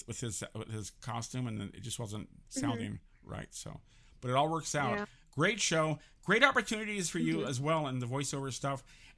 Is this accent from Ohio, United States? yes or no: no; San Francisco, California, United States; now in Los Angeles, United States; I grew up in San Francisco. Yep. I got tired of the fog.